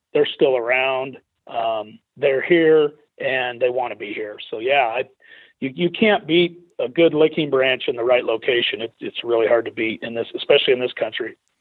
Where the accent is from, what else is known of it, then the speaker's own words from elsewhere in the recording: Idaho, United States; I grew up in Idaho where it's illegal to bait